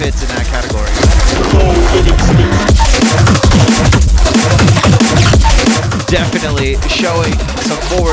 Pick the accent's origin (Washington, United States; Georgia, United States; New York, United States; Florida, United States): Florida, United States; from the great state of Florida, my hometown. My home state, I guess, not my hometown